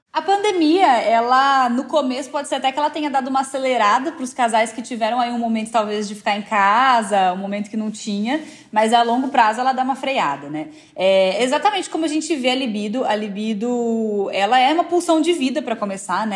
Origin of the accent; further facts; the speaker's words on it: interior of São Paulo, Brazil; moved away as an adult; now in São Paulo, Brazil; Sou do interior de São Paulo.